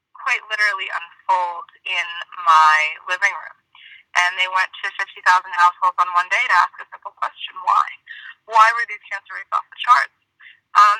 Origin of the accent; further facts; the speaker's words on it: Marin County, Northern California, United States; I'm born and raised in Marin County in Northern California